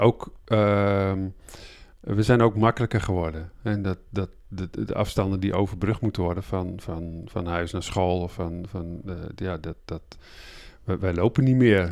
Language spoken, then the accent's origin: Dutch; Groningen, Netherlands; ik ben midden in de stad in Groningen oh. geboren